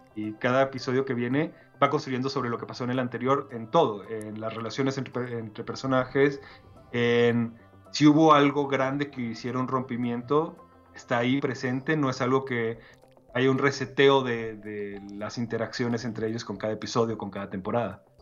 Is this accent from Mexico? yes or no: yes; Mexico; yo soy mexicano